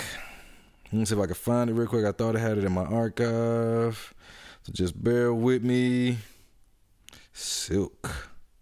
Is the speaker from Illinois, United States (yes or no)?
no; Atlanta, Georgia, United States; my hometown, Atlanta